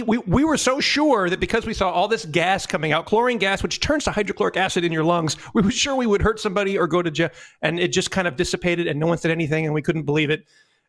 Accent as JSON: {"language": "English", "region": "the South", "country": "United States", "tie": "born or raised there", "said": "I grew up in the South"}